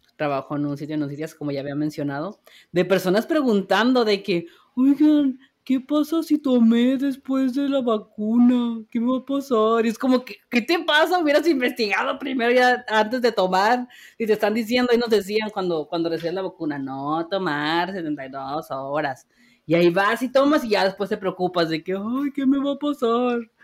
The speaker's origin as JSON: {"language": "Spanish", "country": "Mexico", "said": "como buenos mexicanos que somos"}